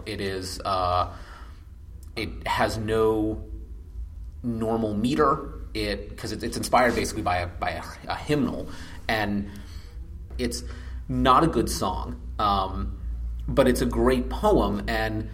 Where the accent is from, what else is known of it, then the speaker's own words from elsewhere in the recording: New Jersey, United States; also born or lived in Washington, D.C.; now in Atlanta, United States; I live in Atlanta, but I'm originally from New Jersey by way of Washington, D.C.